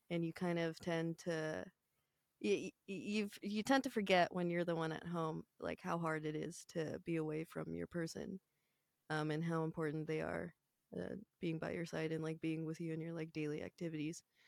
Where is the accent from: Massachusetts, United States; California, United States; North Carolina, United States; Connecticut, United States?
California, United States; San Francisco; my hometown in San Francisco